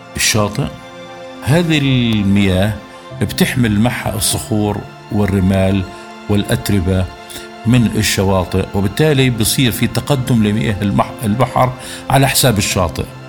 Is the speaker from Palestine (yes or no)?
yes; Gaza Strip, Palestine; إحنا كفلسطينيين